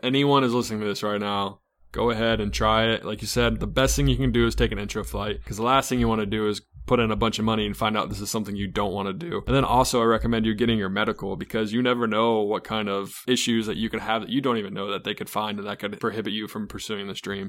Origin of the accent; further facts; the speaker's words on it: Charlotte, North Carolina, United States; I'm an East Coast kid, so I grew up in Charlotte my whole life